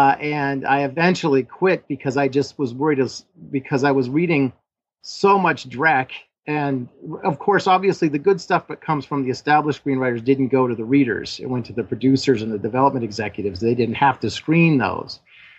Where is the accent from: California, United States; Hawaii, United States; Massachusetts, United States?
California, United States; Los Angeles; born there; So I thought, well, I was born in Los Angeles. So I thought, well, I'll come back down to Los Angeles